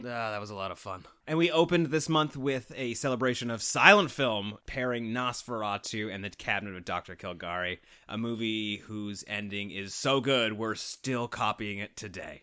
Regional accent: Canada; we're just a couple of Canadian weirdos

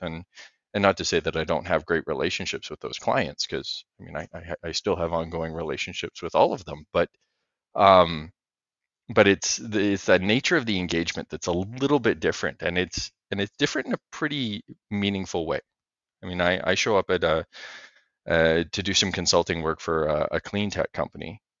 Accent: Western Canada, Canada; I grew up in Western Canada here in an industrial family

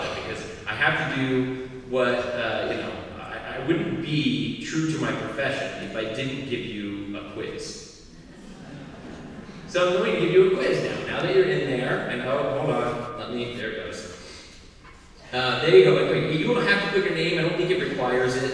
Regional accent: Arizona, United States; moved away; I come from Arizona originally.

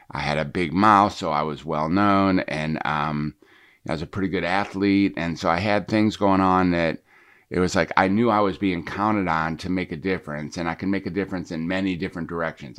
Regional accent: Detroit, Michigan, United States; I was growing up in Detroit

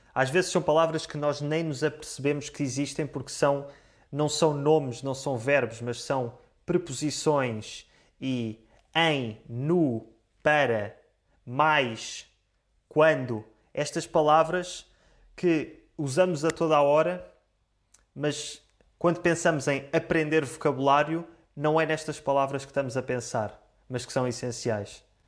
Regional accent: Portugal; first language Portuguese; Eu sou português

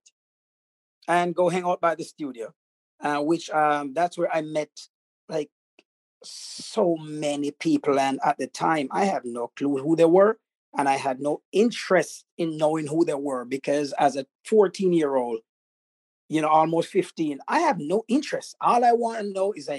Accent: Jamaica; I grew up in a tribal village, as you know. I was brought up in the Maroon tribes.

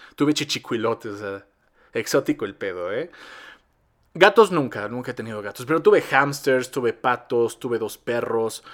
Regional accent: Mexico

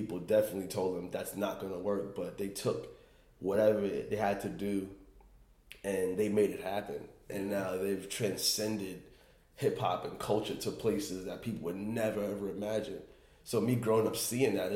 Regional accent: New York City, New York, United States; Growing up in Queens

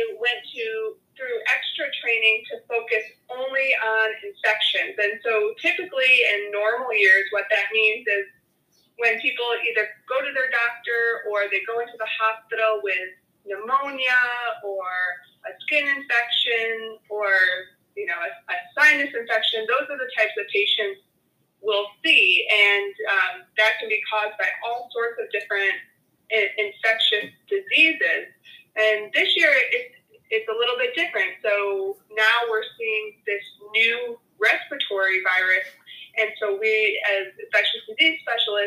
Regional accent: Michigan, United States; moved away as an adult; now in Houston, United States; I grew up in Michigan

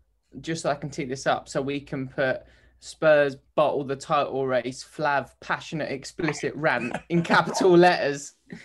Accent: United Kingdom; I'm so British.

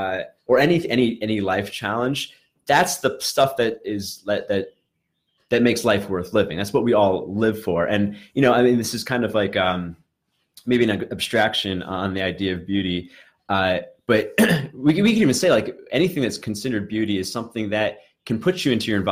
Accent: Brooklyn, New York, United States; like I grew up in Brooklyn where there's many different subcultures that mix together. And I don't know how else to put it, but like, I was a very nerdy kid, Asian kid, whatever.

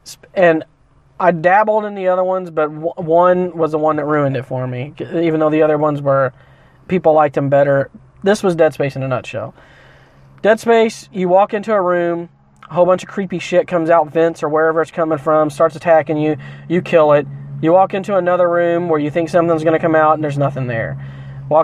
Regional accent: Midwest, United States; moved away; because I was from the Midwest, and when people talked about po' boy, let me tell you about this before we sign off here. When I first moved here, everyone started talking about these things fucking po' boys.

